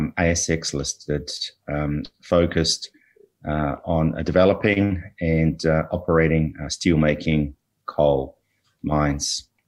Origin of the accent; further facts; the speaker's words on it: New Zealand; moved away as an adult; also born or lived in Australia; now in Canada; Originally New Zealand. Spent a lot of time in Australia over the last 15 to 20 years learning the mining game as an ex-lawyer, but resident in Canada now for the last 3 years.